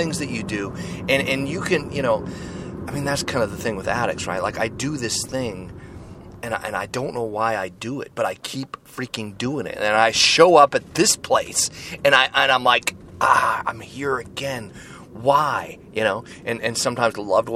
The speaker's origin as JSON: {"language": "English", "town": "Seattle", "region": "Washington", "country": "United States", "tie": "born or raised there", "said": "my hometown, right here in Seattle, Washington."}